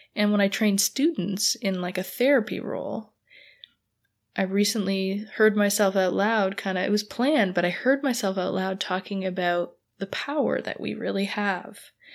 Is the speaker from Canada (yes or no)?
yes; Canada; I'm Canadian